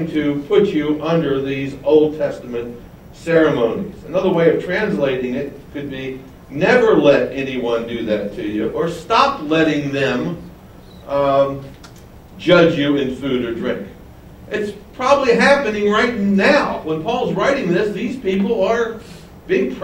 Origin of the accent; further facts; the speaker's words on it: Baltimore, Maryland, United States; I grew up in Baltimore as a child